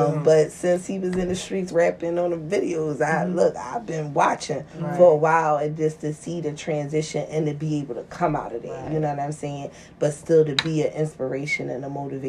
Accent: Philadelphia, Pennsylvania, United States; Going to give you a little side of, I'm from Logan, mm-hmm. or I'm from North.

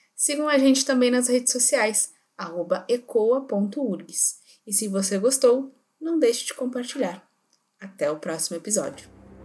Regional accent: Rio Grande do Sul, Brazil; somos gaúchos, estudantes da Universidade Federal do Rio Grande do Sul

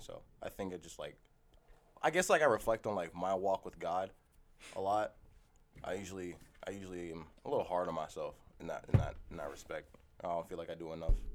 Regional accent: United States; now in Canada; we're American

